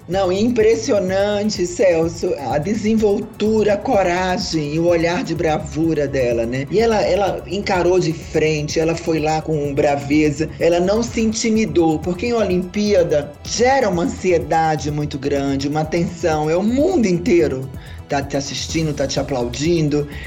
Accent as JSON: {"language": "Portuguese", "town": "Natal", "region": "Rio Grande do Norte", "country": "Brazil", "tie": "born or raised there", "said": "Eu sou nascida também em Natal, Rio Grande do Norte"}